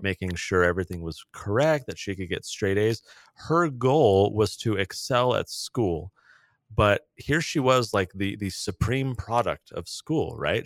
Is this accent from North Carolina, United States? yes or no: no; San Diego, California, United States; in California, I grew up in San Diego.